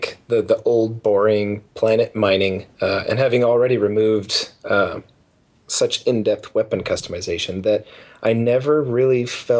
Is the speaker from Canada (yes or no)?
yes; Canada; accent: Canadian; I have a Canadian accent, you asshole. I am from Canada.